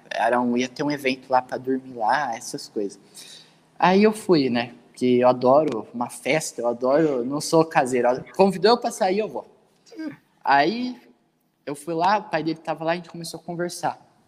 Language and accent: Portuguese; Dois Córregos, São Paulo, Brazil; Dois córregos. Uma cidade pequenininha no interior do estado de São Paulo